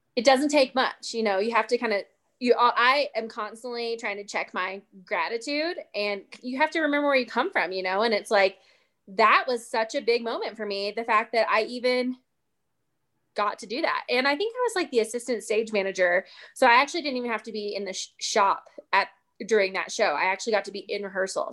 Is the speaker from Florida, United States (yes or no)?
no; East Tennessee, United States; moved away; I'm originally from East Tennessee, and growing up, my mom owned a dance studio